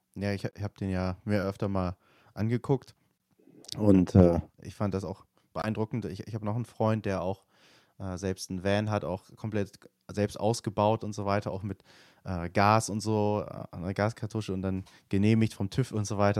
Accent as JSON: {"language": "German", "country": "Germany", "also_born_or_lived": "Nottingham, England", "said": "ich als Deutscher"}